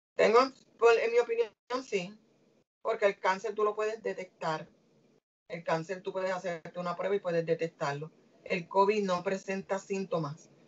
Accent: Puerto Rico; como boricua que soy

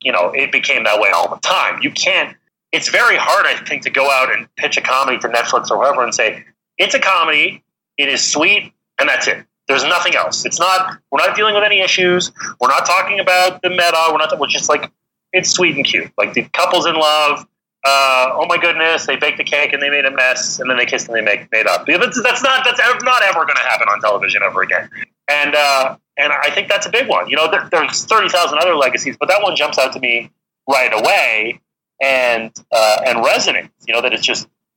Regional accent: Canada; I'm Canadian

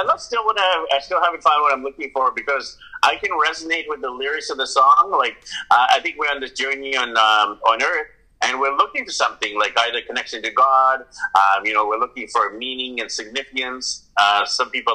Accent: Vancouver, British Columbia, Canada; moved away as an adult; my hometown of Vancouver, BC, Canada

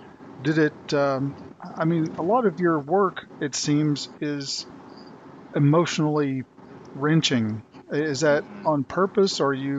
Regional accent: Tulsa, Oklahoma, United States; moved away; I came from Tulsa, Oklahoma, when I moved here to North Carolina, and Tulsa was the site, and you probably know this, of the world's worst race massacre in history.

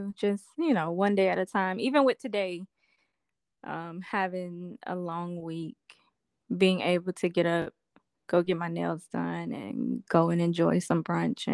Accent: Ruston-Grambling area, North Louisiana, United States; I am a country girl. And I'm from North Louisiana. I'm actually from the Rustin-Grambling area

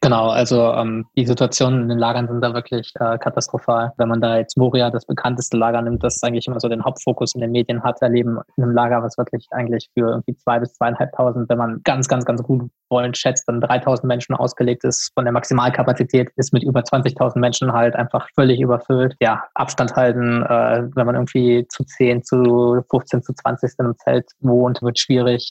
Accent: Krefeld, North Rhine-Westphalia, Germany; now in Freiburg, Germany; ich komme aus der Nähe von Düsseldorf, in Krefeld ah, bin ich geboren

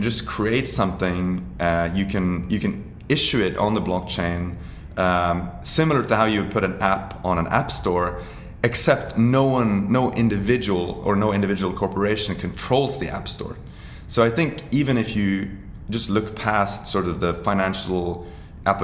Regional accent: Norway; I'm from Norway

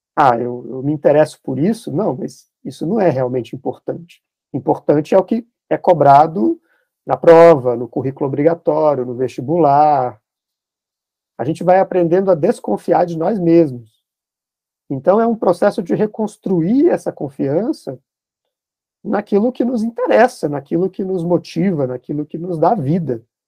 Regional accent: Minas Gerais, Brazil; eu me defino como um bom mineiro

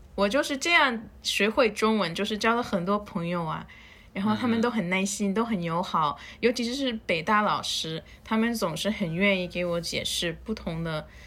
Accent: New York, United States; Chinese is a second language; moved away as an adult; now in Beijing, China; 因为我们纽约人无论车是多么拥挤，每个人都会保持一定的距离。

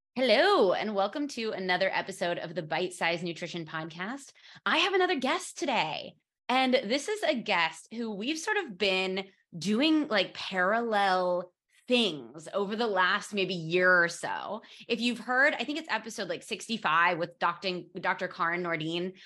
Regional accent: United States; moved away as an adult; now in Barcelona, Spain; as an American moving to Spain

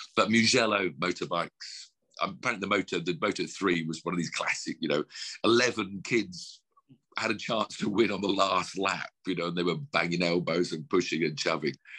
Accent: United Kingdom; we're British

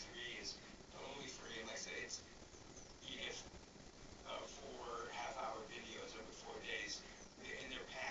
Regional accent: United States; I'm an American

